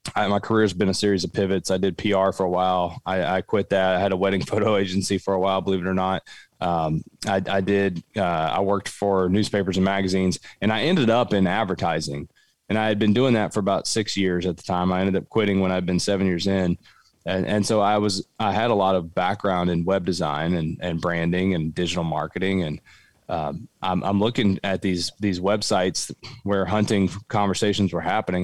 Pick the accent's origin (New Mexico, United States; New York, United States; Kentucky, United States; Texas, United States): Kentucky, United States; Cumberland Gap, southeastern; I grew up in southeastern Kentucky. I grew up in Appalachia, right in the Cumberland Gap